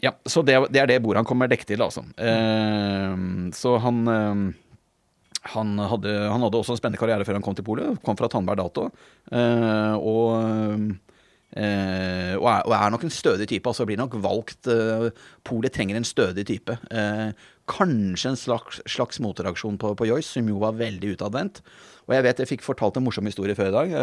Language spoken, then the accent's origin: Norwegian; Norway; som nordmann